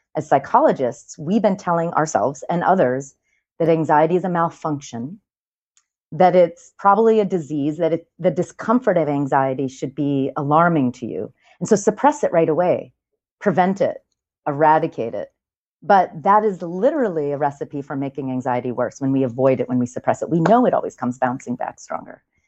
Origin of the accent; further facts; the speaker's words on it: New York, United States; I'm a New Yorker